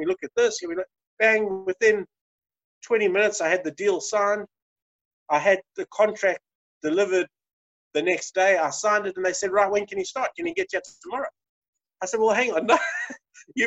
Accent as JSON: {"language": "English", "country": "South Africa", "said": "As a South African"}